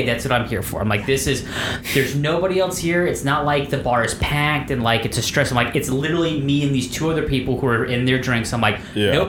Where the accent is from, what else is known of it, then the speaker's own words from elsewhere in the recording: Florida, United States; I'm from Florida